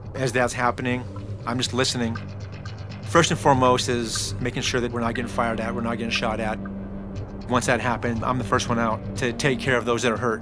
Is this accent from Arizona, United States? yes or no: yes; Phoenix, Arizona, United States; I'm from Phoenix, Arizona